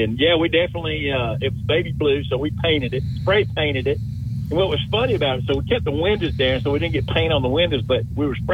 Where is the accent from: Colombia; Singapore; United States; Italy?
United States; Center Point, Alabama; I grew up in Center Point, which is right next to Hewitt Trussell.